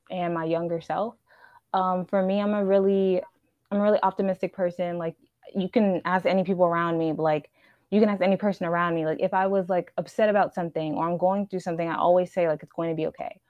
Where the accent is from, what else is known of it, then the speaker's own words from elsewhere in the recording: Houston, Texas, United States; I'm a Nigerian and I'm a Houston native